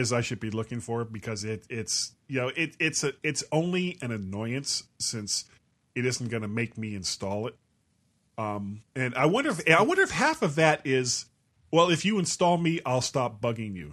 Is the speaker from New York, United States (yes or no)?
no; Florida, United States; I am a blonde from Florida.